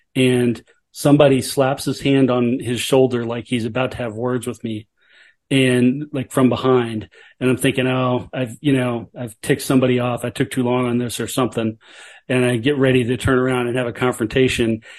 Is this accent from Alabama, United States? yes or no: yes; Alabama, United States; moved away; I was from Alabama, and I told her what town I grew up in.